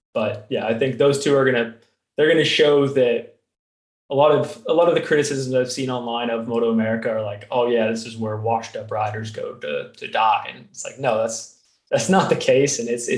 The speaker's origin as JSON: {"language": "English", "country": "United States", "said": "I'm an American"}